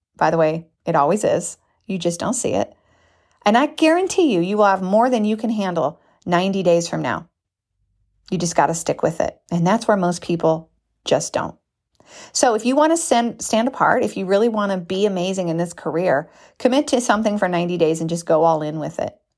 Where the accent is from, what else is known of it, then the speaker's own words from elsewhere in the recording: United States; we're American